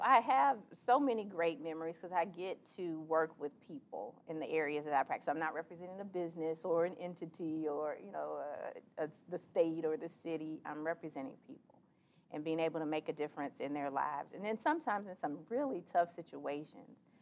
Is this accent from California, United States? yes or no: no; Miami, Florida, United States; moved away as an adult; now in Jacksonville, United States; I grew up in Miami in an unincorporated area called Carroll City